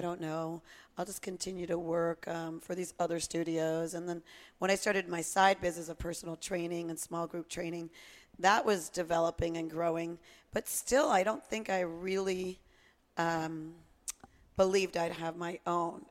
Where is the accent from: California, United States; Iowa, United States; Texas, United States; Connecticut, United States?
Connecticut, United States; growing up in Connecticut